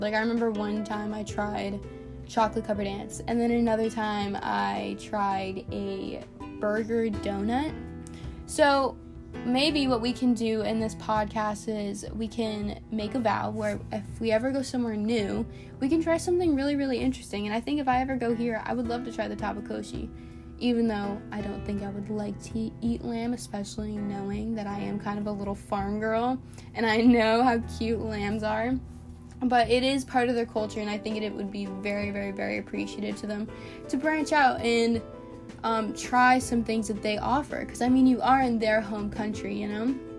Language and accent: English; Tampa, Florida, United States; now in West Palm Beach, United States; back in my hometown in Tampa, we had these beautiful, powdery, white, sandy beaches.